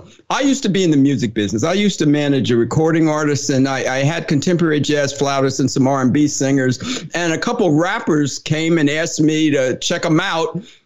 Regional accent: Summit, New Jersey, United States; I was raised in Summit, New Jersey.

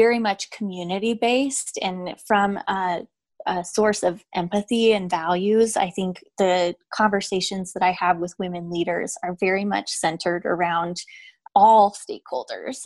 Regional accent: Idaho, United States; I was a child of divorce and I grew up in Idaho and my father is gay

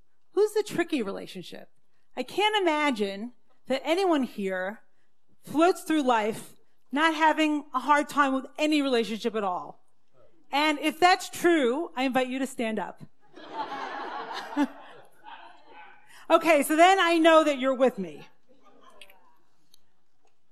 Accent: Brooklyn, New York, United States; I grew up in the Syrian Jewish community in Brooklyn.

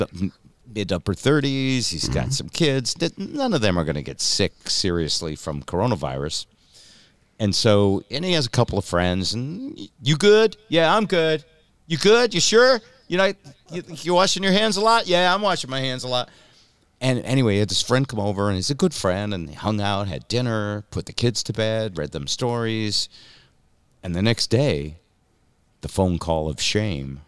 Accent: New England, United States; I'm from New England

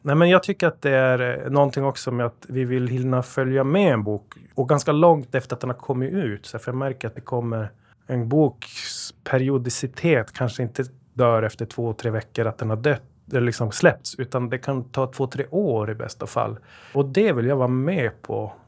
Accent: Luleå, Norrbotten County, Sweden; now in Gothenburg, Sweden; Vi kommer från Luleå, jag och Jonas, som min bror, som jag startat detta med och driver det med. Så att eh, norrbottningar som har vindlat ut i världen

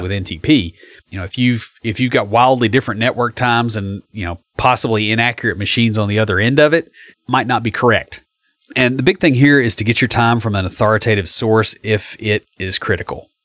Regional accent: McMinnville, Tennessee, United States; I grew up in McMinnville, so I'm, you know, I grew up seventy miles southeast of here.

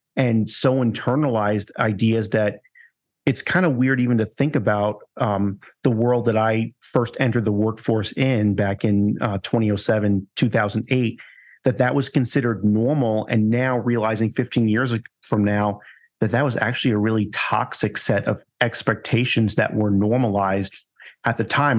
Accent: New York, United States; moved away; I'm originally from New York

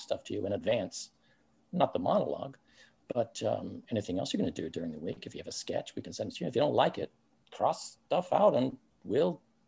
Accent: Canada; moved away; we're both Canadian. And Daryl and I both went home to our families in Canada

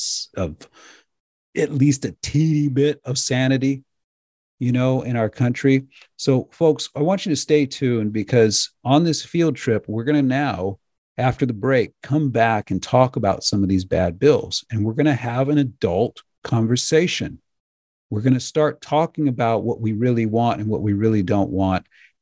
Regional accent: United States; So I personally, as a dad and as an American, I appreciate both of you.

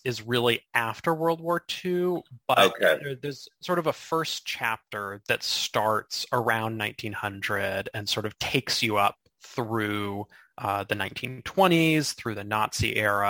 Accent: Kansas, United States; also born or lived in Indiana / Bonn, Germany; I was born in Indiana, okay. But raised for the most part in Kansas.

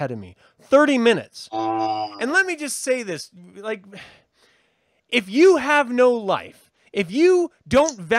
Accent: United States; I'm American.

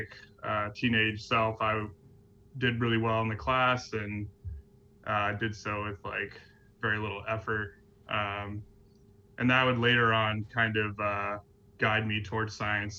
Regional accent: Durham, North Carolina, United States; moved away as an adult; also born or lived in Copenhagen, Denmark; now in New York City, United States; I grew up in Durham, North Carolina, which is kind of one of the oases of the South

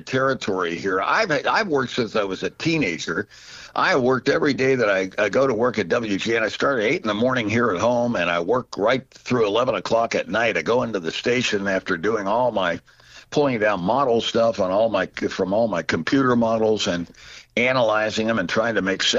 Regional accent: New Jersey, United States; also born or lived in Pittsburgh, Pennsylvania / Aurora, Illinois; now in Chicago, United States; as a kid growing up in New Jersey

